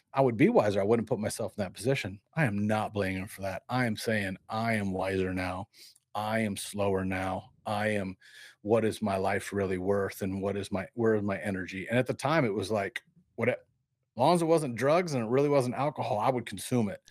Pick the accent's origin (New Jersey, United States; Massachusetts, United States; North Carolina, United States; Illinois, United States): Illinois, United States; Peoria; also born or lived in Barton, Illinois; I grew up in Peoria, Illinois, and Barton